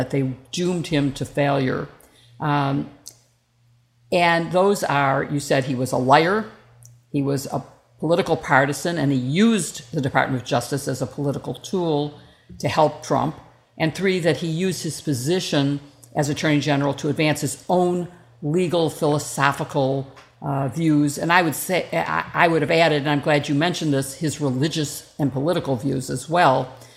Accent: Chicago, Illinois, United States; also born or lived in Washington; being from Illinois, being from Chicago

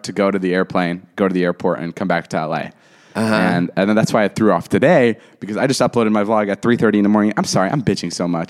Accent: Los Angeles, California, United States; I'm from L.A.

